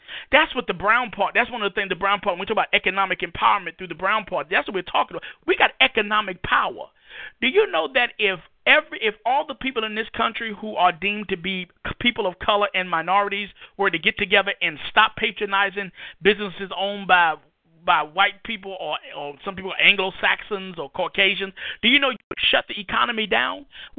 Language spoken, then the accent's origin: English; New York City, New York, United States; moved away as an adult; also born or lived in Iraq; now in North Carolina, United States; I grew up in Harlem, New York City.